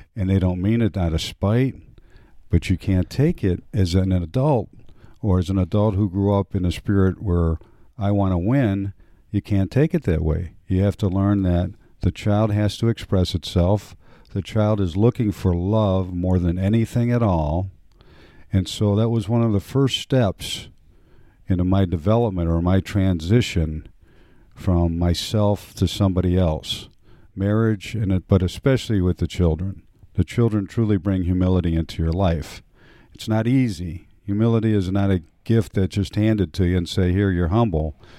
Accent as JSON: {"language": "English", "town": "Cleveland", "region": "Ohio", "country": "United States", "tie": "born or raised there", "said": "I grew up in a, uh, Polish neighborhood in inner city, what would today be described as inner city Cleveland, Ohio"}